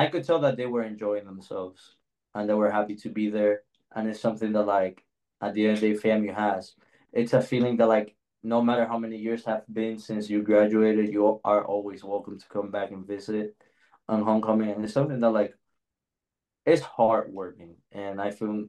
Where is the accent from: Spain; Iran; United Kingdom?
Spain; also born or lived in Miami, United States; now in Tallahassee, United States; before being in Miami, I came from Spain